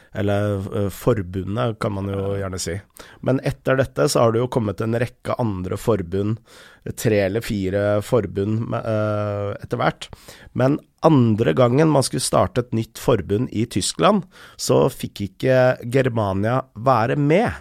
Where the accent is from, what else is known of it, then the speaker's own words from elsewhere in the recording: Lørenskog, Akershus, Norway; also born or lived in Enebakk / Snarøya; jeg bodde på Lørenskog til jeg var tolv år